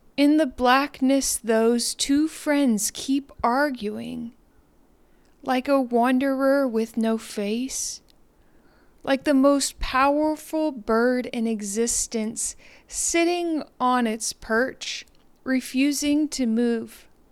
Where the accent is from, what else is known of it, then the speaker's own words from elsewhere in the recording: Deer Park, Texas, United States; now in Trinity, United States; I'm from Deer Park, Texas.